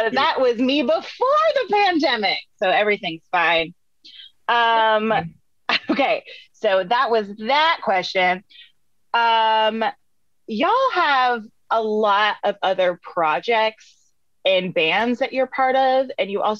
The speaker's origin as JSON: {"language": "English", "region": "Vermont", "country": "United States", "said": "I'm from Vermont"}